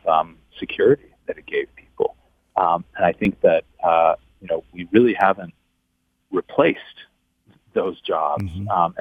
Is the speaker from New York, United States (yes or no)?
yes; Buffalo, New York, United States; I grew up in Buffalo, so I'm a real connection to the Rust Belt